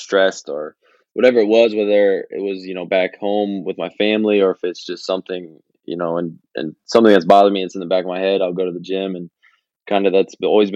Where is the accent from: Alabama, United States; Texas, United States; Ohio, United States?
Ohio, United States; St. Henry; people from my hometown coming back, St. Henry.